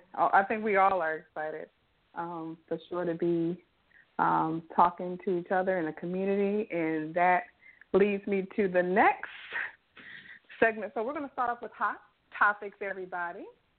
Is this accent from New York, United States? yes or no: no; South Carolina, United States; now in Charlotte, United States; I am from South Carolina, currently live in Charlotte, North Carolina.